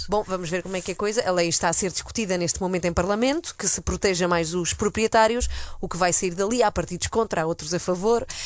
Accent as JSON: {"language": "Portuguese", "country": "Spain", "tie": "born or raised there", "moved": "yes", "lives_now": "Portugal", "said": "eu nasci e cresci em Espanha, vivi lá é, bastantes anos"}